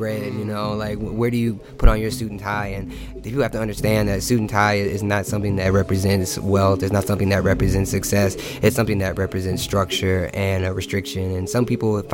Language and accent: English; Virginia Beach, Virginia, United States; I'm actually from Virginia Beach.